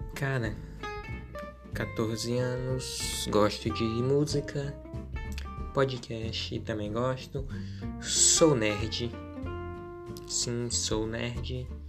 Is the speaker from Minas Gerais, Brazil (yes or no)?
no; interior of Piauí, Brazil; eu sou pirata da cidade, interior do Piauí, então, o sotaque, a forma que eu falo as palavras